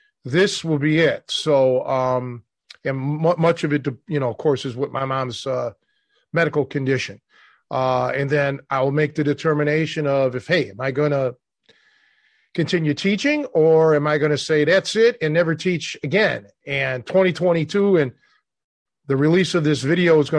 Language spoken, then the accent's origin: English; Cleveland, Ohio, United States; growing up in Cleveland